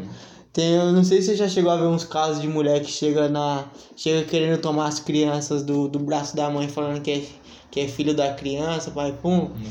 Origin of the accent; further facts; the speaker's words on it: São Paulo, Brazil; voltar pro lugar onde eu nasci, sim, sim. fui criado